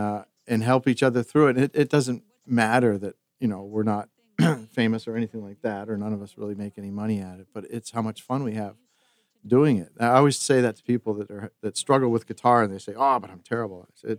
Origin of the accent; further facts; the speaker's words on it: New Jersey, United States; moved away as an adult; now in New Hampshire, United States; because I'm from New Jersey